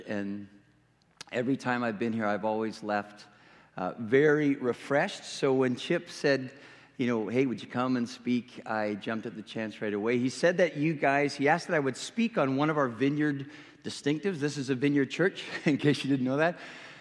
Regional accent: Western Canada, Canada; accent: Canadian; moved away; I'm originally from Western Canada, so if you're not understanding anything I'm saying, it's because I'm speaking a little bit of Canadian

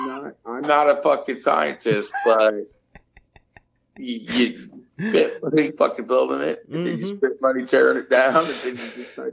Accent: Chillicothe, Ohio, United States; born or raised there

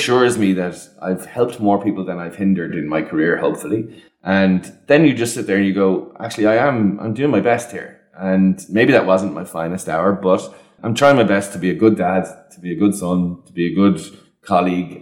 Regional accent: Ireland; as Irish people

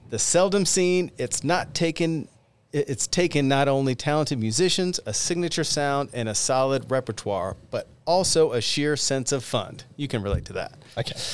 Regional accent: North Carolina, United States; Growing up in North Carolina

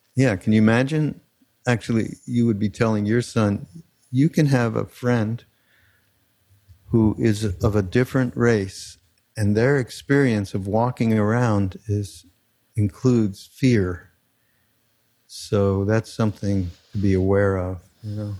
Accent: Montreal, Quebec, Canada; moved away; I am from Canada. Being from Montreal, it's a little different.

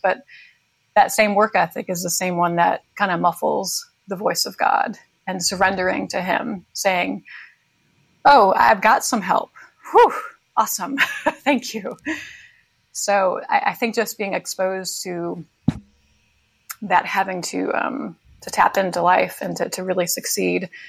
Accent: New York, United States; I grew up in New York

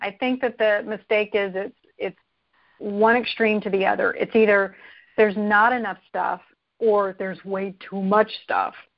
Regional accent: Arizona, United States; I grew up in Arizona

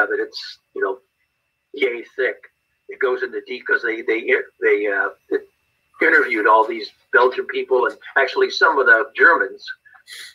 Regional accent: Pasadena, California, United States; also born or lived in Seal Beach, California / Sedona, Arizona; I was born in Pasadena, raised in that area

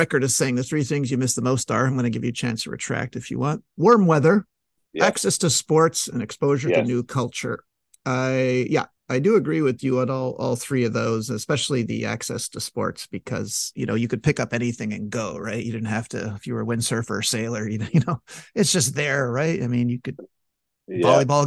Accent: Montreal, Quebec, Canada; now living in my hometown, Montreal, Quebec

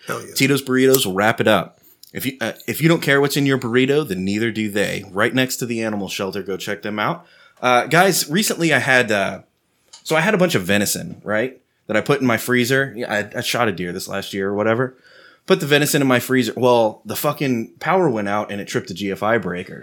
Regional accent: Texas, United States; I'm a Texan

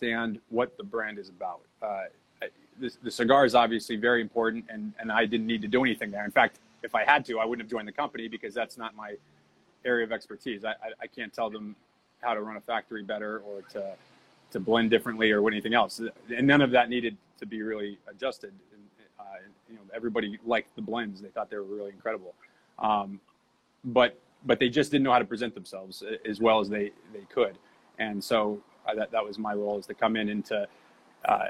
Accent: Massachusetts, United States; I grew up in Massachusetts.

